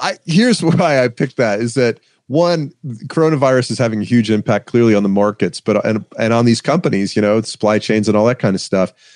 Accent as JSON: {"language": "English", "town": "Atlanta", "region": "Georgia", "country": "United States", "said": "I'm from Atlanta. I live in Atlanta"}